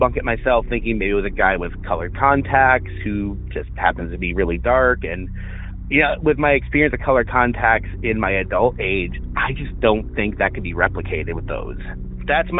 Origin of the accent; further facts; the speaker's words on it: Northern Illinois, United States; I'm from Northern Illinois.